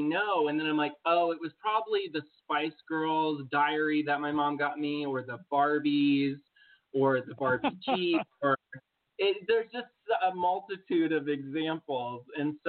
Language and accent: English; Muncie, Indiana, United States; moved away as an adult; I came from a small town called Muncie. It's located in Indiana.